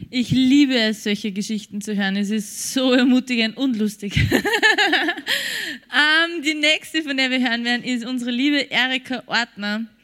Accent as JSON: {"language": "German", "country": "Czechia", "tie": "born there", "said": "Ich bin in der Tschechei geboren, also in der heutigen Tschechei. Wir, wir, äh, mein Vater war damals arbeitslos. Ich bin geboren 1934."}